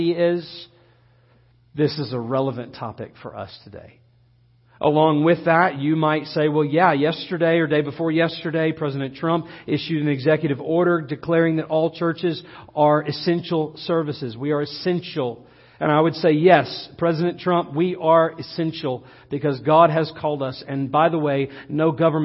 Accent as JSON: {"language": "English", "country": "United States"}